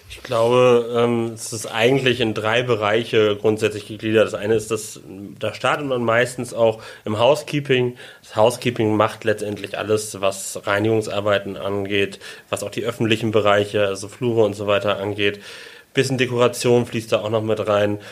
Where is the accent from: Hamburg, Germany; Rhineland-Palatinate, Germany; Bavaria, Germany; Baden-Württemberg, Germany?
Hamburg, Germany; moved away as an adult; now in Sylt, Germany; ich komme aus Hamburg